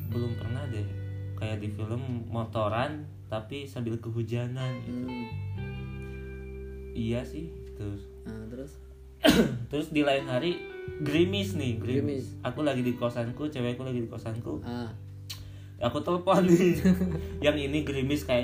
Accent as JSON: {"language": "Indonesian", "region": "West Java", "country": "Indonesia", "said": "Jawa Barat. Oh, Jawa Barat. Aku, juga Jawa Barat sih."}